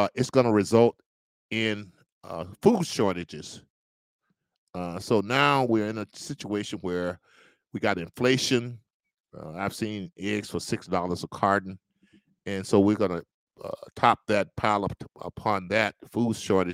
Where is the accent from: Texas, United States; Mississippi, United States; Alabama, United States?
Mississippi, United States; Natchez; I was born and raised in Natchez, Mississippi.